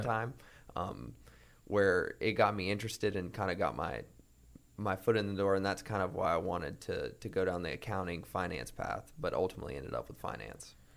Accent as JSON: {"language": "English", "town": "Greensboro", "region": "North Carolina", "country": "United States", "tie": "born or raised there", "said": "I grew up in Greensboro, North Carolina"}